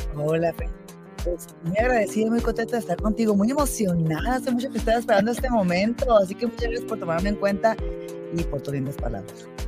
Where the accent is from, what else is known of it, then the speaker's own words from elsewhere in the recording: Sonora, Mexico; moved away as an adult; now in Utah, United States; Yo soy de Sonora, la parte norte de Sonora del borde con, Arizona